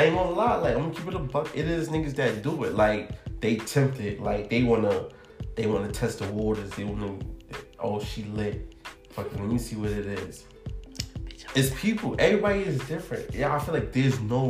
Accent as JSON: {"language": "English", "town": "New York City", "region": "New York", "country": "United States", "said": "I'm from the Heights"}